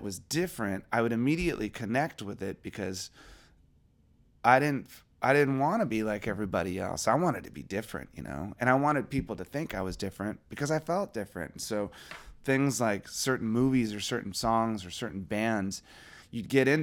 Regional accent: Springfield, Virginia, United States; growing up in Virginia

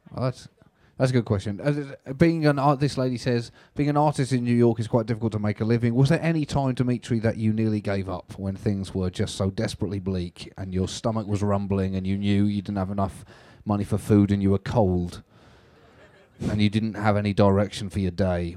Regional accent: United Kingdom; I'm British

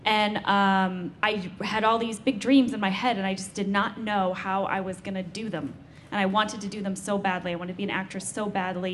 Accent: St. Louis, Missouri, United States; moved away; growing up in St. Louis, Missouri

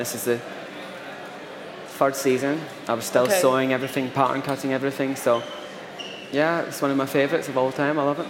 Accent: Motherwell, Scotland, United Kingdom; born or raised there; now in London, United Kingdom

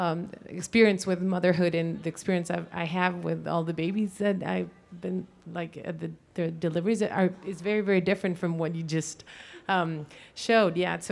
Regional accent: Chile; I'm from Chile, South America.

